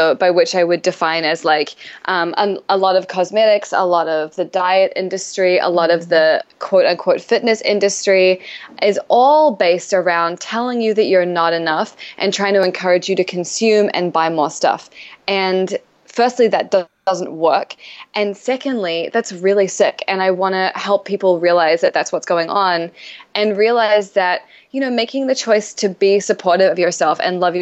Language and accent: English; New Zealand; moved away as an adult; now in New York City, United States; I'm an author from New Zealand, but I've been living in New York City for 8 years now